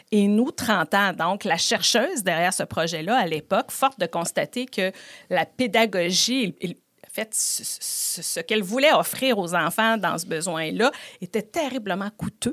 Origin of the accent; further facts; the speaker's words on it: Quebec City, Quebec, Canada; je suis originaire de Beauport